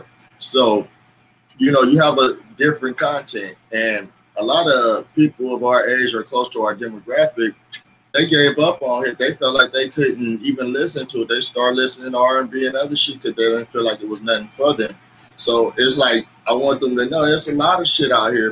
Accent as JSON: {"language": "English", "town": "Los Angeles", "region": "California", "country": "United States", "moved": "as an adult", "lives_now": "Bakersfield, United States", "said": "I'm from Los Angeles, but I live about 2 hours out in Central California"}